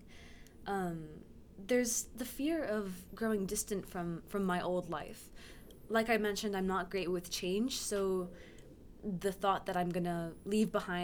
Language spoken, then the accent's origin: English; Oklahoma, United States; moved away as an adult; now in Washington, D.C., United States; I'm from Oklahoma